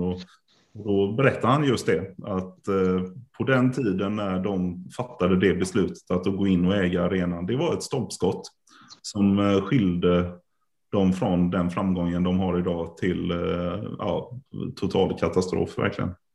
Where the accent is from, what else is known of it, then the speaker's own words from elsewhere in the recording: Karlstad, Värmland, Sweden; now in Gothenburg, Sweden; Jag är ju född i Karlstad